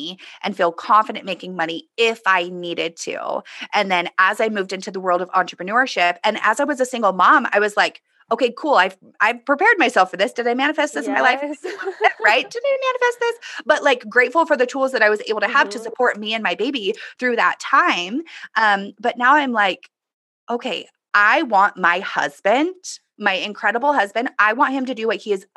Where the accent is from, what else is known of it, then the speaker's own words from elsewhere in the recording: Southern California, United States; I grew up in Southern California